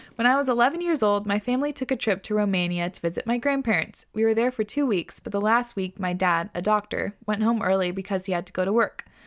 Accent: Whidbey Island, Washington, United States; moved away; I grew up on Woodby, and I grew up, like, kind of resenting Woodby.

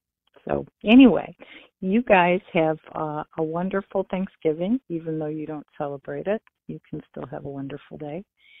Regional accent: Michigan, United States; I'm from Michigan, right across the lake

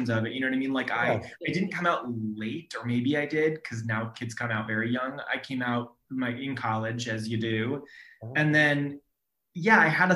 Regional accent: Sacramento, California, United States; also born or lived in Orange County; I grew up in Sacramento

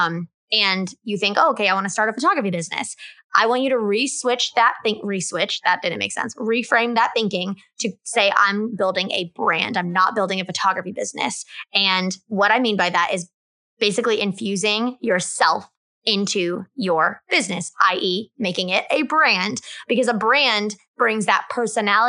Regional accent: Kansas, United States; moved away; I am from Kansas, originally

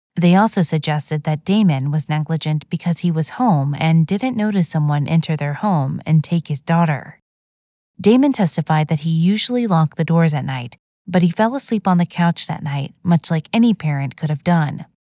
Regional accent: Plano, Texas, United States; in my hometown of Plano, Texas.

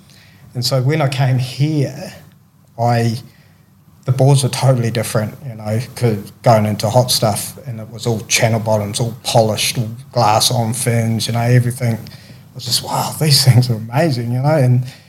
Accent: New Zealand; growing up in New Zealand, AB was the legend of surfing, you know, and really still is, you know.

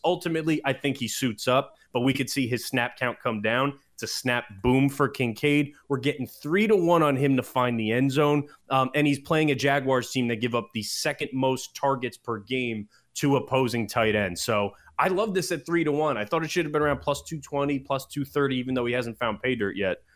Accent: New Jersey, United States; also born or lived in Hoboken; I was born in Jersey. I've always lived in Jersey. I will die in Jersey

